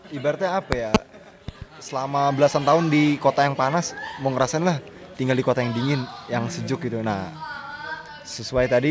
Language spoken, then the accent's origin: Indonesian; Tangerang, Banten, Indonesia; asal dari Kota Tangerang angkatan 2017.